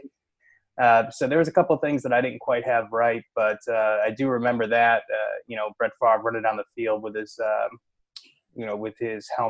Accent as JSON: {"language": "English", "town": "Cleveland", "region": "Ohio", "country": "United States", "tie": "born or raised there", "said": "I had a similar story growing up in Cleveland"}